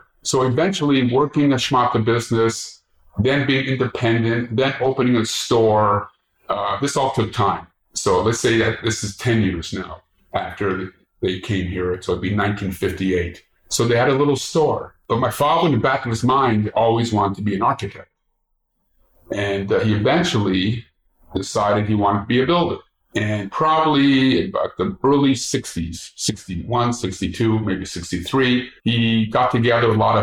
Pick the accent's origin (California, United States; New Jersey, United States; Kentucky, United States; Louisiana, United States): California, United States; Los Angeles; I grew up in Boyle Heights